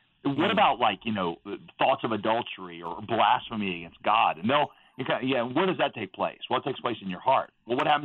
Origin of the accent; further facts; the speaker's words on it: United States; also born or lived in Southeast Asia; when you are raised as American